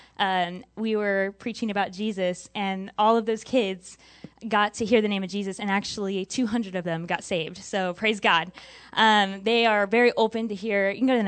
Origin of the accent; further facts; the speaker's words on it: Texas, United States; growing up in Texas, you know, rural area